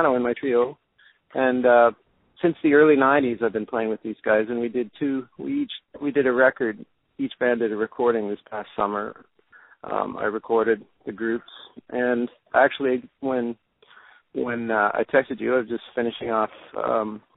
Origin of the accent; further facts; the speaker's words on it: Canada; also born or lived in Washington State / Texas / Vancouver; I'm Canadian, but I did go to school in the U.S.